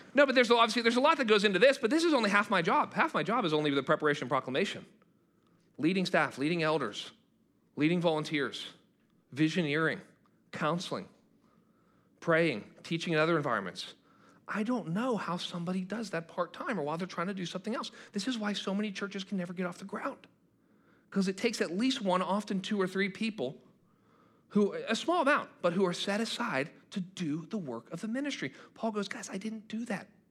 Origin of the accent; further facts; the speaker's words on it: United States; I'm a Christian who happens to be an American.